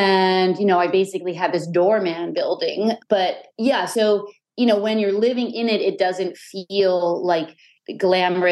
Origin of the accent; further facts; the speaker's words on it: New York City, New York, United States; I loved growing up in the Chelsea